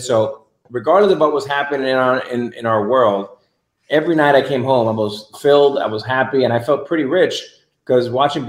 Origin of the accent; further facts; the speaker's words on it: Miami, Florida, United States; I grew up in Miami, and Miami is wholly different than it is today. It was obviously much smaller and not as kind of a global city